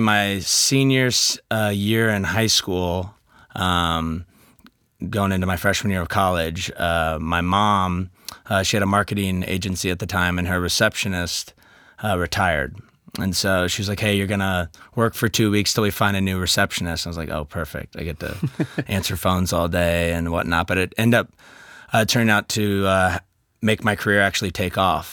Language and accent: English; Kansas City, United States; I'm from Kansas City.